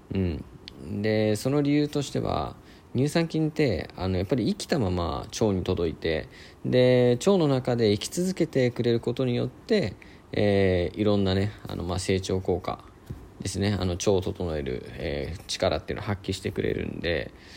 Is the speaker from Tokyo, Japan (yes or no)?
no; Niigata, Japan; moved away as an adult; now in Sendai, Japan; 僕はえっともともと出身は新潟の方だったんですけども、えー、まあ、大学入るためにま仙台に来て